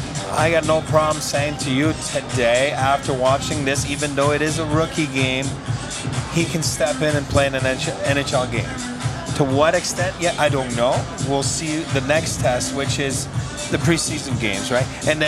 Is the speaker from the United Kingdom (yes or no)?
no; Montreal, Quebec, Canada; because I'm French and I'm from Montreal